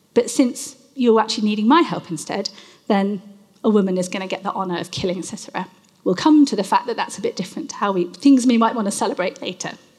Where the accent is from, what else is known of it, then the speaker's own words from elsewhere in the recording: United Kingdom; I am British